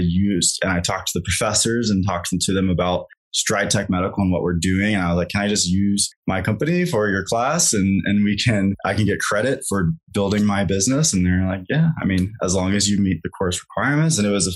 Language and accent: English; Kansas, United States; moved away; also born or lived in Colorado; I grew up in Kansas, so I have a lot of friends there